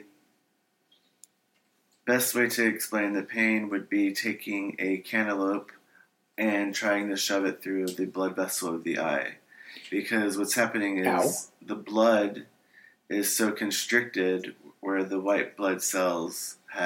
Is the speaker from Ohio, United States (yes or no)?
yes; Ohio, United States; now in California, United States; I'm originally from Ohio